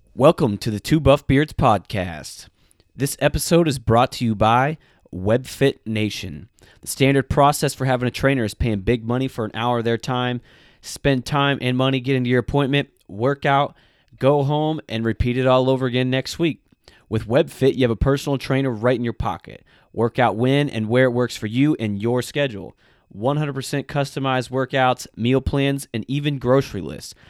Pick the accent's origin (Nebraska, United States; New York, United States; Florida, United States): Florida, United States; South; moved away; I'm originally from South Florida